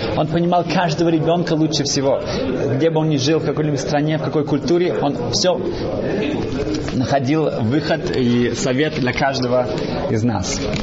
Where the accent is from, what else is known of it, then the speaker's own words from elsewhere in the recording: Germany; Russian is a second language; moved away; я вырос в Германии